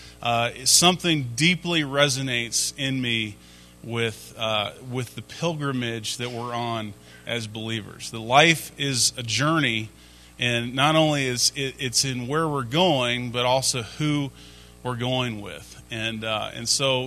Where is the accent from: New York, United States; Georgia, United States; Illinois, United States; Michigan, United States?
Georgia, United States; Atlanta; My spring breaks in high school weren't spent in growing up in Atlanta.